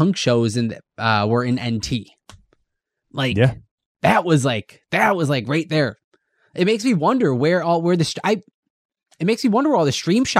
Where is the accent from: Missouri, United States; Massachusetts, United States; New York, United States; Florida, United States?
New York, United States; Wheatfield; also born or lived in Lockport, New York; Buffalo's not my hometown from growing up. Lockport kind of is, but to me, I consider Wheatfield, like that's where I have my memories of childhood. And like, I used to bike to North Tonawanda as a kid.